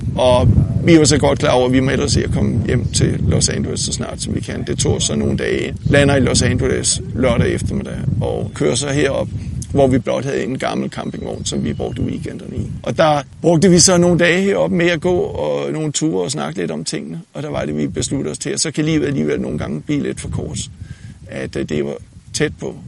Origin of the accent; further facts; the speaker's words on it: Denmark; moved away as an adult; now in United States; født og opvokset i Danmark, uddannet i Danmark